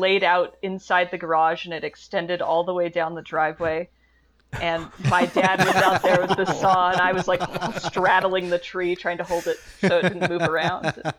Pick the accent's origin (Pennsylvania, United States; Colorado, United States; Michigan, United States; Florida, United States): Colorado, United States; they go to my home state